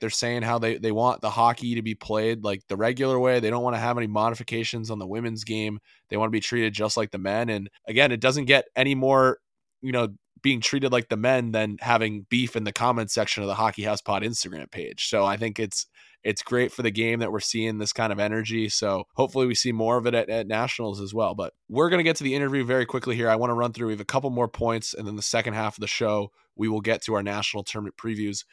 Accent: Northeast, United States; I grew up in the Northeast

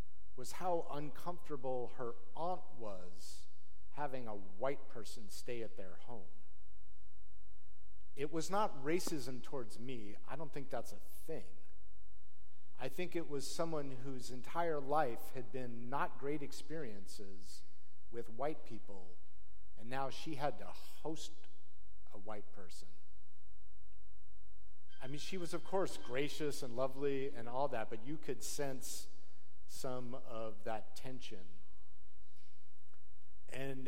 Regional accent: Salt Lake City, Utah, United States; I grew up in Salt Lake City, Utah, in an affluent neighborhood

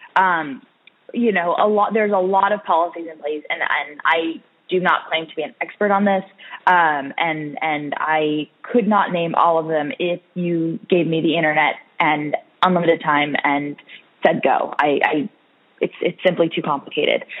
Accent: Orange County, California, United States; moved away as an adult; now in Washington, D.C., United States; I grew up in Orange County, California

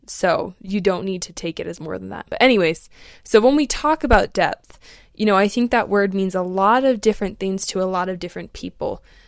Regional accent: Alaska, United States; moved away; also born or lived in Colorado / Outer Banks, North Carolina; I grew up in Alaska, and then I lived out in Colorado for a few years, and then I moved, um, to the Outer Banks in North Carolina when I was eighteen.

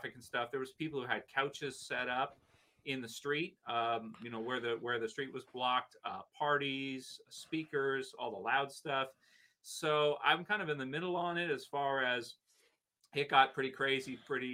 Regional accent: Canada; from living here, being Canadian

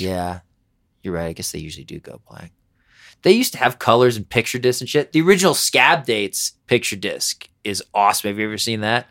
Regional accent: Harrisburg, Pennsylvania, United States; also born or lived in New York; now in Denver, United States; that's in Pennsylvania where I grew up

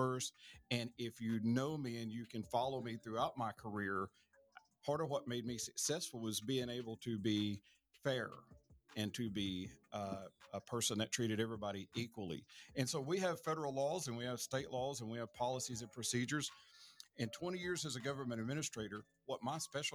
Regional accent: Lauderdale County, Alabama, United States; also born or lived in Texas; I'm from Lauderdale County. I've lived here my whole life, except for a brief time while I was in the Army

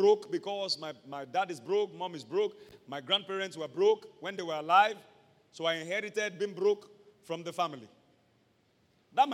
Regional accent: Ibadan, Oyo, Nigeria; I'm from Mokola

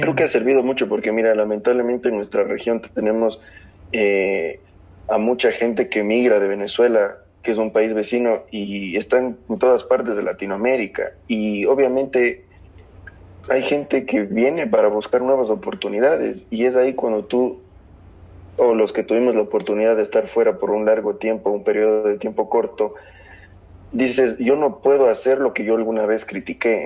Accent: southern Ecuador, Ecuador; las personas del sur, donde yo nací, no tienen el mismo acento que las personas del norte como en Quito

